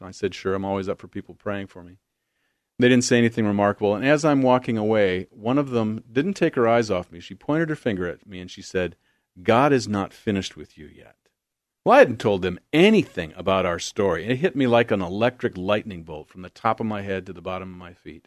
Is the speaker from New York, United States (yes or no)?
no; Beloit, Wisconsin, United States; moved away as an adult; also born or lived in Arden Hills, Minnesota; now in Oregon, United States; I'm from the Midwest, good Midwest boy, Southern Wisconsin, right on the Illinois border. In fact, you cross Sherlyn Avenue and you're in South Beloit, Illinois